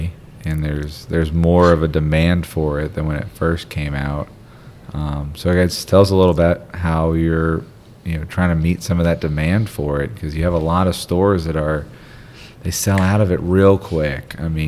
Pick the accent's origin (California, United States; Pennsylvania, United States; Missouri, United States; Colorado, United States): Pennsylvania, United States; Philadelphia; moved away; also born or lived in Washington, D.C.; So I'm from Philadelphia. I lived in D.C. for 15 years